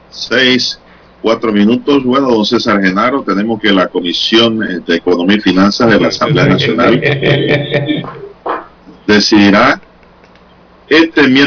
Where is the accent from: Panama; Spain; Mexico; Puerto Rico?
Panama